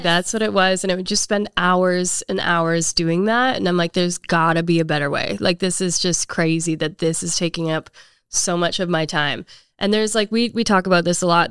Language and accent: English; Canada; now in Nashville, United States; I am originally from Canada, moved here ten years ago